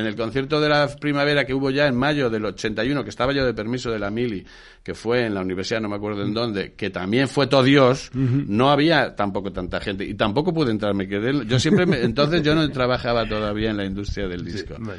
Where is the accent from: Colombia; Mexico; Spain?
Spain; Madrid, Community of Madrid; also born or lived in Burgos / Western Sahara; Nací en Burgos, efectivamente, pero de pequeño mi padre es militar, era, porque murió. Eh, de pequeño ya nos trasladamos a vivir a Madrid